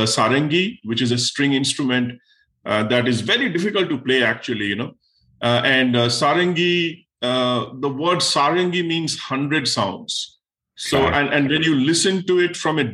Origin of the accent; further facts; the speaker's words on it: India; moved away as an adult; now in United States; when I was young and I was being born and raised in India